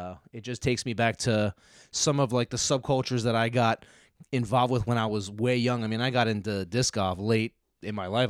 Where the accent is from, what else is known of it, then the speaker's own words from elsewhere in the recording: Philadelphia suburbs, Pennsylvania, United States; I'm born and raised in the Philadelphia suburbs